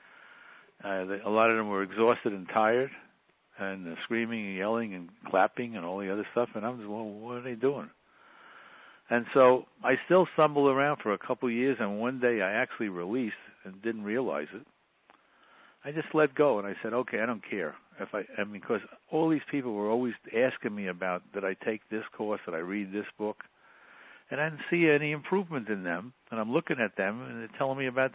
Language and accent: English; New York City, New York, United States; I grew up in the Bronx in a relatively poor family